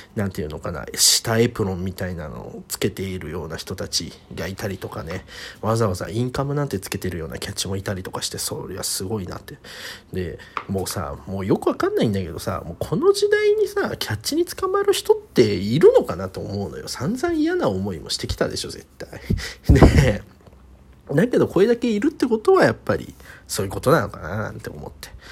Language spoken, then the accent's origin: Japanese; Kanagawa, Japan; 神奈川のね自分の地元駅前